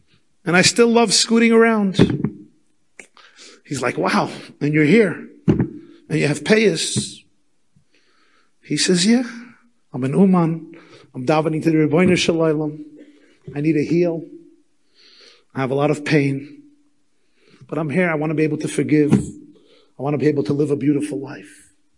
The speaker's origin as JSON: {"language": "English", "town": "Muncie", "region": "Indiana", "country": "United States", "tie": "born or raised there", "said": "I was not involved in Yiddishkeit at all, even though I grew up in Muncie with frum grandparents."}